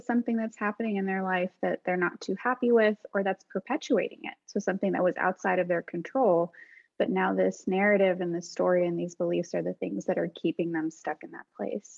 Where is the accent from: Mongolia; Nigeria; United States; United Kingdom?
United States; I'm Arab American, was born in the States